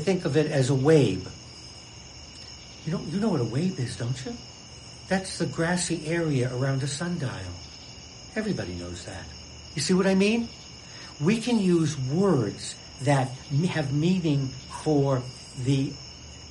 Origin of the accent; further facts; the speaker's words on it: Boston, Massachusetts, United States; I'm a Bostonian, second generation